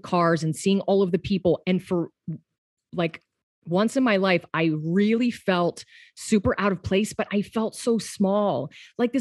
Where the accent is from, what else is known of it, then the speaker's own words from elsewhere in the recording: Pennsylvania, United States; now in Los Angeles, United States; I'm from Pennsylvania